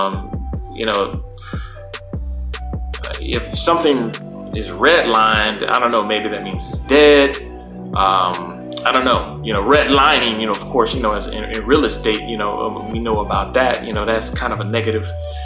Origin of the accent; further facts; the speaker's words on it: United States; as Black Americans, we are as American as apple pie. We are as American as baseball.